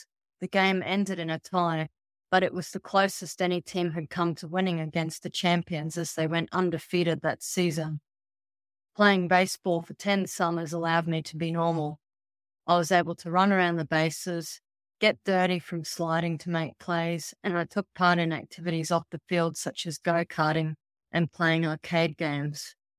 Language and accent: English; Canada; Growing up in Canada and not being able to play hockey was disappointing.